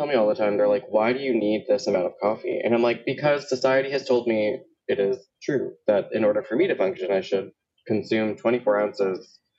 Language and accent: English; Miami, Florida, United States; moved away; also born or lived in Puerto Rico; I was born in Puerto Rico and then raised in Miami and then came here. So where I'm from truly depends on the time of day you ask me.